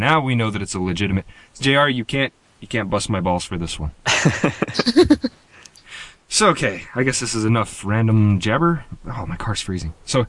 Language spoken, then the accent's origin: English; United States